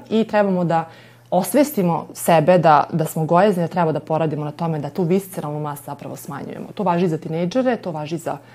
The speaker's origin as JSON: {"language": "Croatian", "town": "Novi Sad", "region": "Vojvodina", "country": "Serbia", "said": "mi Srbi smo odavde"}